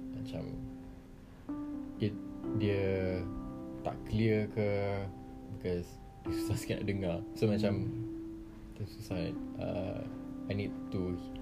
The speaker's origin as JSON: {"language": "Malay", "town": "Sungai Petani", "region": "Kedah", "country": "Malaysia", "moved": "as an adult", "lives_now": "Kuala Lumpur, Malaysia", "said": "memang Kedah"}